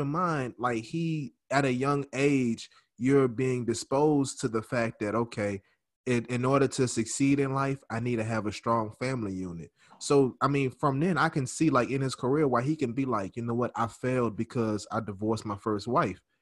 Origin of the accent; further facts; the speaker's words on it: New Orleans, Louisiana, United States; I'm from New Orleans